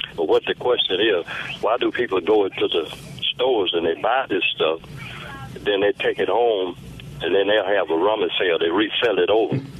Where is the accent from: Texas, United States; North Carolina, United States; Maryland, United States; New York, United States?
North Carolina, United States; Cherokee; now in Macomb, United States; I'm originally from uh, Cherokee, North Carolina. I was born on the Indian reservation